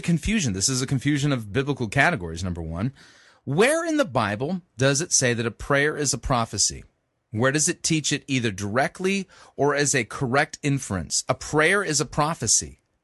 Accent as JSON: {"language": "English", "region": "Southern California", "country": "United States", "tie": "born or raised there", "said": "I grew up in Southern California"}